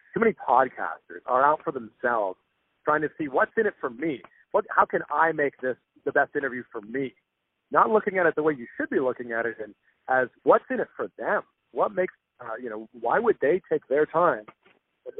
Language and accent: English; just outside of Toronto, Ontario, Canada; I grew up just outside of Toronto